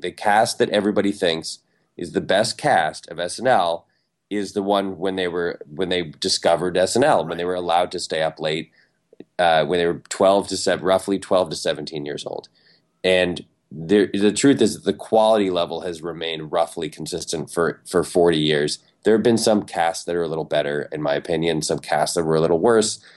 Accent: Ann Arbor, Michigan, United States; I'm from Michigan. I was born in Ann Arbor

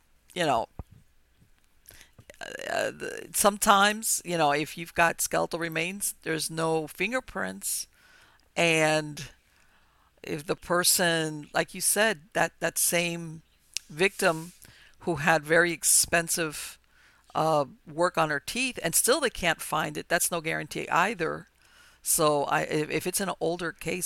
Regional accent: Hialeah, Florida, United States; I grew up in Hialeah

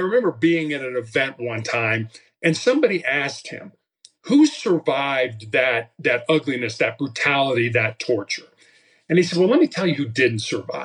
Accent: Chicago, Illinois, United States; I was growing up in Chicago

